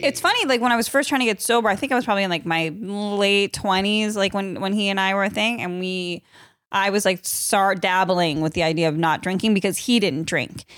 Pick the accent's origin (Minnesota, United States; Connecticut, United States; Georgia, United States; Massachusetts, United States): Massachusetts, United States; I'm from Massachusetts